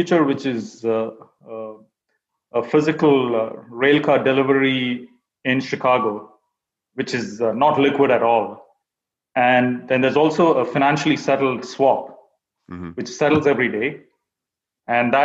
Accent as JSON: {"language": "English", "country": "India", "tie": "born or raised there", "moved": "as an adult", "lives_now": "United States", "said": "I was born and raised in India, and then I came to the U.S. for my MBA, and that was around 10 years ago"}